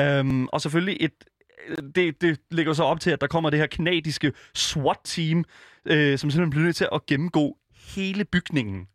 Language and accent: Danish; Denmark; jeg er en dansker, der bor i Danmark